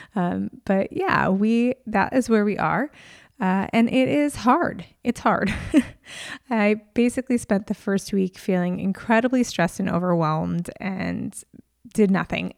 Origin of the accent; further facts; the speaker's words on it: New York, United States; now in California, United States; I grew up in New York